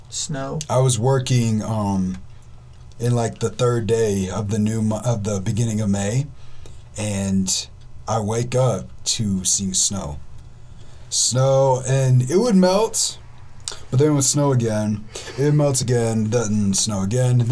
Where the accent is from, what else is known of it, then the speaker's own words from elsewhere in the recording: Wisconsin, United States; I'm from Wisconsin.